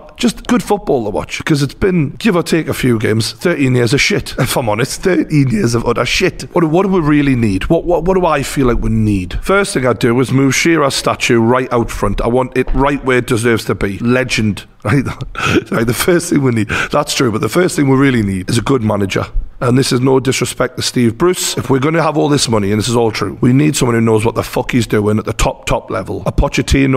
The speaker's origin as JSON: {"language": "English", "town": "Newcastle upon Tyne", "region": "North East England", "country": "United Kingdom", "tie": "born or raised there", "said": "When I grew up in Newcastle"}